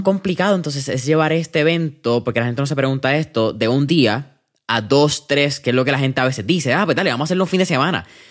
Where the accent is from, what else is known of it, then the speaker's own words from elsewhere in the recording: Puerto Rico; como puertorriqueños nosotros pasamos un Irma, un María